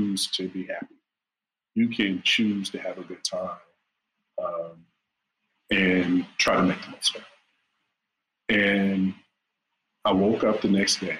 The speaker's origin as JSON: {"language": "English", "town": "Horse Pasture", "region": "Virginia", "country": "United States", "tie": "born or raised there", "moved": "yes", "said": "I grew up in Horse Pasture, Virginia, and ain't but two things there, horses and pastures"}